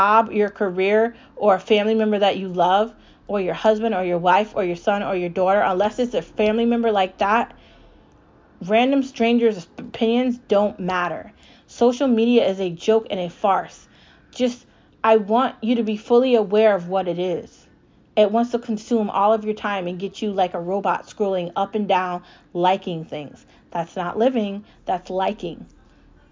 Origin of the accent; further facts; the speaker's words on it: United States; I'm a middle class American that works for a salary